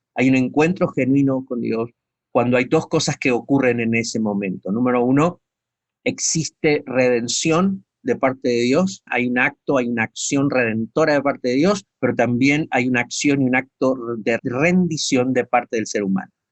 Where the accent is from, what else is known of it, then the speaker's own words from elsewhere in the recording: Argentina; moved away as an adult; después de 30 años de estar fuera del país